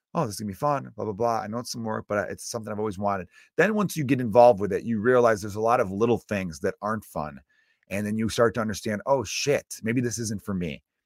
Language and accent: English; United States; I'm American, but I come from Ir-, uh, pretty much all H-, Irish background.